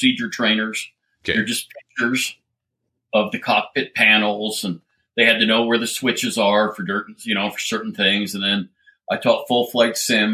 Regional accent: Littleton, Colorado, United States; moved away; I grew up in Littleton, Colorado and dropped out of high school

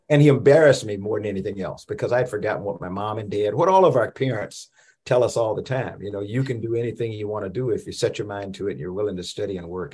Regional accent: Columbia, South Carolina, United States; moved away as an adult; growing up in Columbia, South Carolina

